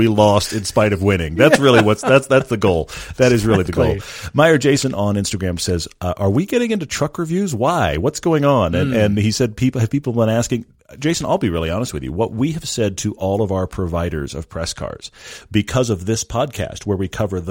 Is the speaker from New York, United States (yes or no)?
no; Texas, United States; I grew up in Texas